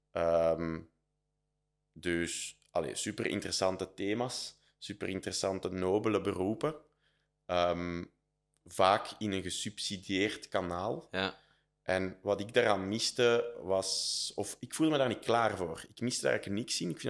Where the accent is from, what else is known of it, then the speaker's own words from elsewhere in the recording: Leuven, Flemish Brabant, Belgium; Dus ik ben fier dat ik van Leuven ben, maar ik ben ook wel helemaal oké dat ik daar weg ben. Ja, dus in die eerste move was echt van Leuven naar Brussel.